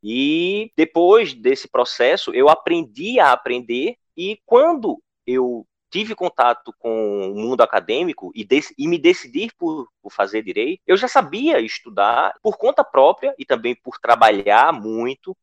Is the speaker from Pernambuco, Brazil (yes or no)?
yes; interior of Pernambuco, Brazil; Eu sou do interior de Pernambuco, de uma cidade com pouco mais de 7 mil habitantes e de escola pública municipal